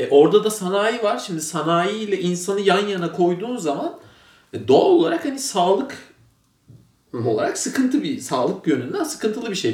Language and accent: Turkish; Istanbul, Turkey; sur içinde mesela benim, işte benim de gençliğim biraz orada geçti